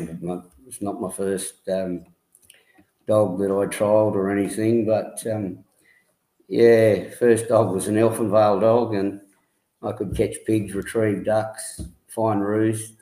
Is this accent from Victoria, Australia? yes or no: no; Broken Hill, New South Wales, Australia; I was born in Broken Hill